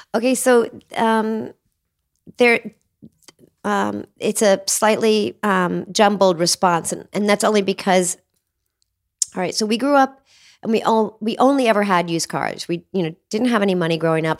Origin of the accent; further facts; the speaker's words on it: Cincinnati, Ohio, United States; moved away; also born or lived in Appalachia; I grew up in Cincinnati, Ohio in the seventies